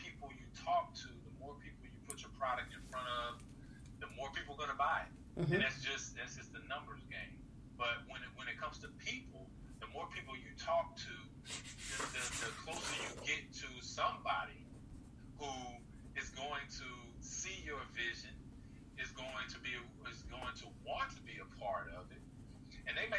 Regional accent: Georgia, United States; I'm from Georgia.

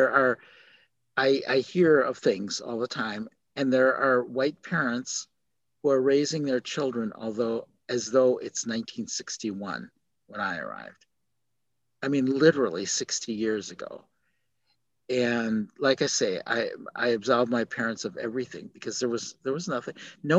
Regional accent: South Korea; born there; Yeah, I was born in Korea.

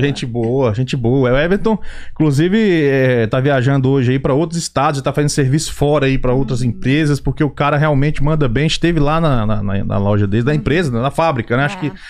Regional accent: Brasília, Federal District, Brazil; now in United States; nasci em Brasília

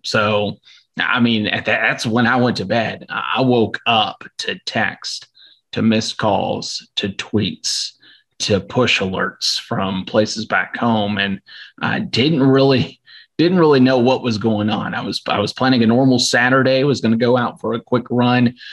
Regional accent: Louisville, Kentucky, United States; also born or lived in Bowling Green, Kentucky; I'm from the Louisville area

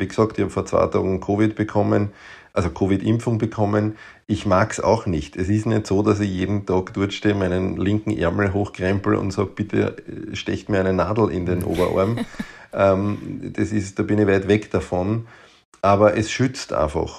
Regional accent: Waldviertel, Lower Austria, Austria; now in Vienna, Austria; ich bin natürlich in Wienhaus und ähm, wir haben halt eine hohe Dichte an Kinderärzten. Ich komme aber aus dem, aus dem Grenze-Wein-Waldviertel

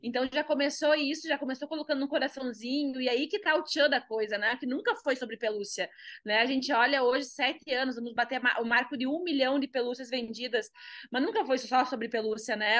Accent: Carazinho, Rio Grande do Sul, Brazil; moved away as an adult; now in Gramado, Brazil; Sou do interior do Rio Grande do Sul, né? Eu sou de Carazinha, 400 quilômetros daqui

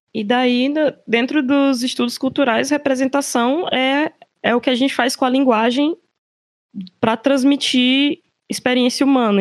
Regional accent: Teresina, Piauí, Brazil; moved away; eu sou de Teresina, mas não estou morando em Teresina, infelizmente

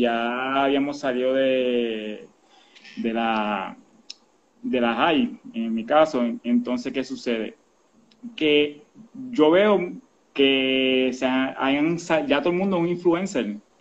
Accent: Quebradillas, Puerto Rico; soy natural de Quebradilla, soy pirata

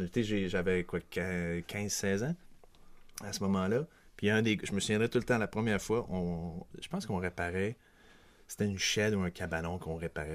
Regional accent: Quebec City, Quebec, Canada; also born or lived in Montreal; je suis même né à Québec, donc je suis un Québécois de Québec

